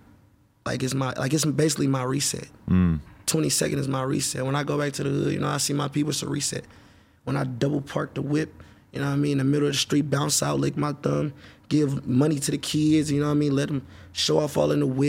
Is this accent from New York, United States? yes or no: no; Oakland, California, United States; also born or lived in Atlanta; I'm from Oakland